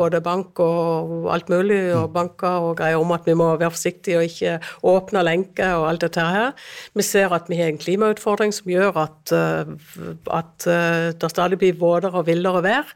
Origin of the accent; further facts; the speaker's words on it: Lyngdal, Agder, Norway; Jeg kommer fra Agder, en kommune som heter Lyngdal